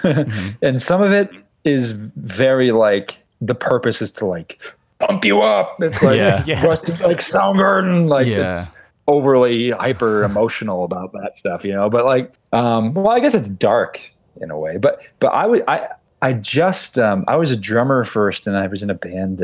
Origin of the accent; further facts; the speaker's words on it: Utica, New York, United States; I grew up in Utica